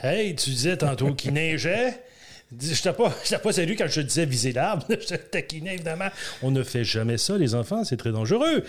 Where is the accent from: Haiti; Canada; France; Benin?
Canada; Ontario; On vient de l'Ontario